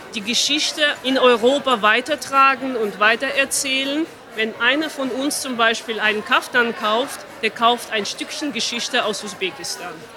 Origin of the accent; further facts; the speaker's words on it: Armenia; moved away; Ich bin in Armenien geboren